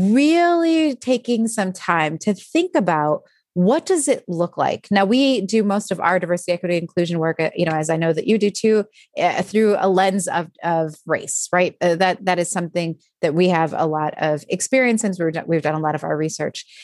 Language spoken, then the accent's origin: English; Midwest, United States; I'm from the Midwest